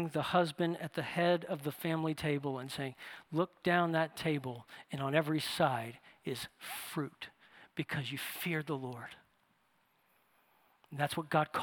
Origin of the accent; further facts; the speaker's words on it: New Orleans, Louisiana, United States; moved away; I'm from New Orleans, and I lived in New Orleans